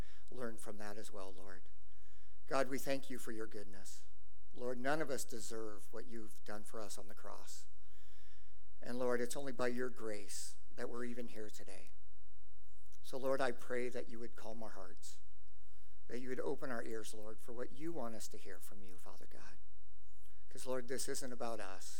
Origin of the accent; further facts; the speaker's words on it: Lynden, Washington, United States; I'm from Linden.